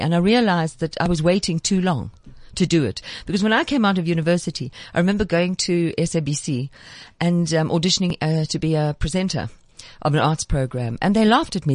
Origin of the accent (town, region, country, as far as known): South Africa